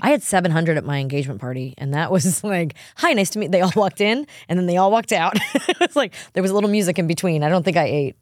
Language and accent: English; New York, United States; now in Nashville, United States; me and my husband growing up in New York and him in Alabama